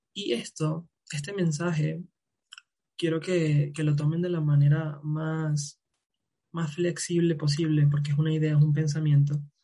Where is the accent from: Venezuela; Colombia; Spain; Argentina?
Venezuela; now in Mexico; me vine de, de, de Venezuela